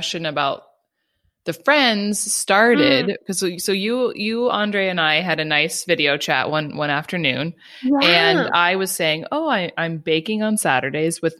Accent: Los Angeles, California, United States; also born or lived in South Carolina / Colorado / England; now in Germany; born and raised in Los Angeles

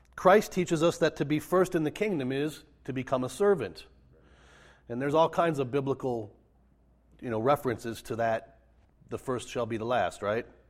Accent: Minnesota, United States; I grew up in Minnesota, raised in the Lutheran tradition

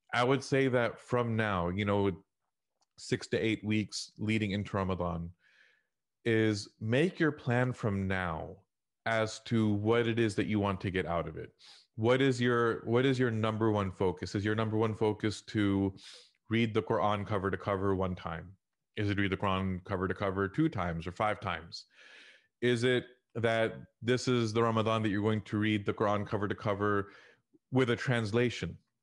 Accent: Houston, Texas, United States; I grew up in Houston in the Al Ajwan era

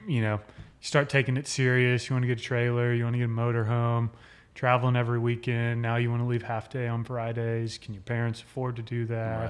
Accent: Midland, Texas, United States; born in Midland, Texas, lived there for nineteen years.

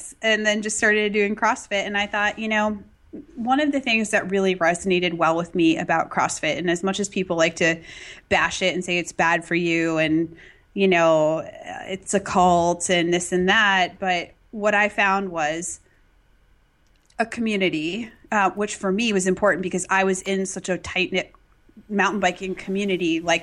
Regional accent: Massachusetts, United States; I grew up in Massachusetts

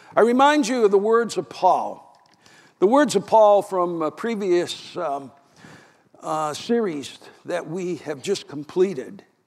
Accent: New Hampshire, United States; my home state

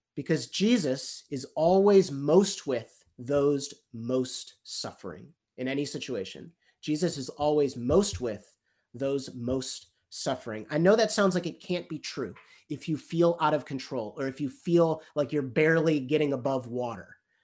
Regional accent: United States; I'm American

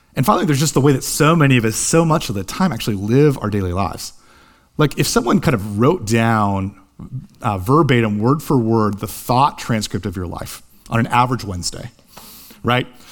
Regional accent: Columbus, Ohio, United States; Columbus, Ohio, my hometown

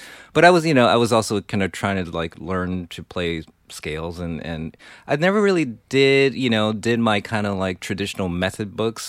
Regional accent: Taiwan; like when I grew up in Taiwan, you weren't going to get Machine Gun.

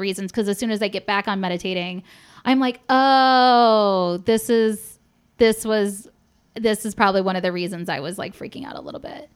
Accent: Polish Detroit area, Michigan, United States; my hometown

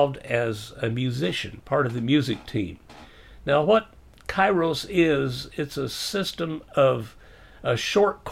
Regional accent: Missouri, United States; I can say Missouri because I was born there

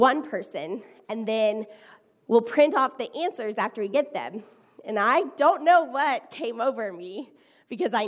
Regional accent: Houston, Texas, United States; I am from Houston, Texas

